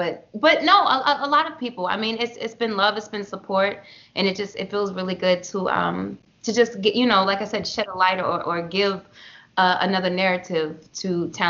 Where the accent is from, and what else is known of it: Baltimore, Maryland, United States; born or raised there; moved away as an adult; also born or lived in New York